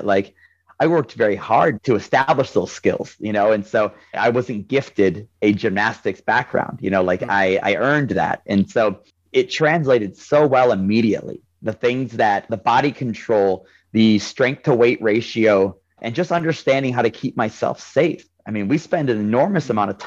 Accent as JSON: {"language": "English", "region": "Ohio", "country": "United States", "said": "I'm from Ohio"}